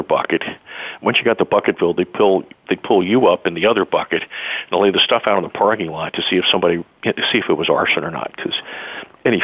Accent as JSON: {"language": "English", "town": "Laurel", "region": "Maryland", "country": "United States", "tie": "born or raised there", "said": "I grew up a block away from the firehouse in Laurel, in my hometown of Maryland, where my family's been for generations"}